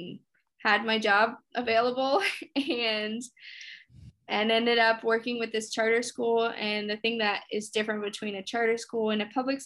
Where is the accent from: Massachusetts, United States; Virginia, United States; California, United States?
Virginia, United States; Henrico; moved away as an adult; also born or lived in Plainfield, Indiana; now in Chicago, United States; especially where I grew up in Henrico